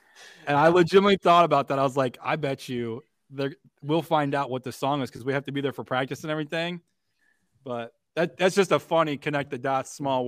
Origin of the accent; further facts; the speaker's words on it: Indiana, United States; Me and …, for anyone that doesn't know, we're from Indiana.